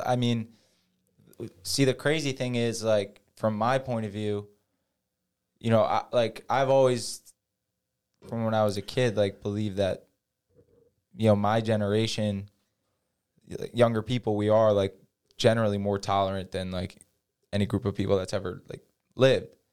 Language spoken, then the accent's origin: English; Jackson, New Jersey, United States; I grew up in Jackson, New Jersey